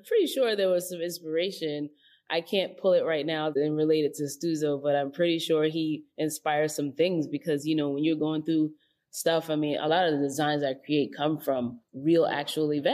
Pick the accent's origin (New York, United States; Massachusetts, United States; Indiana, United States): New York, United States; New York City; I grew up in the Bronx